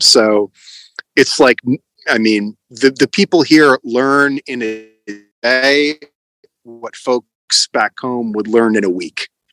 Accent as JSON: {"language": "English", "country": "United States", "also_born_or_lived": "Connecticut", "moved": "as an adult", "lives_now": "Ukraine", "said": "I'm an American citizen"}